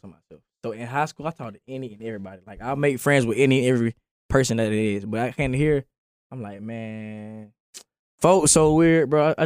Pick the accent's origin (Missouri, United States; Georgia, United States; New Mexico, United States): Georgia, United States; Augusta; moved away as an adult; now in Kennesaw, United States; from high school, from where me, Omar and Caesar from the 706.